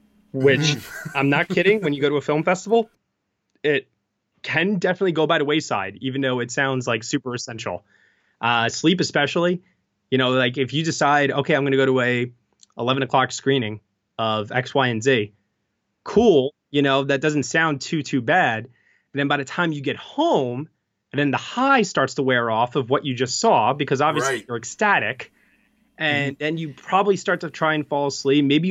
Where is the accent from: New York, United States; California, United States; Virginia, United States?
New York, United States; I'm a New Yorker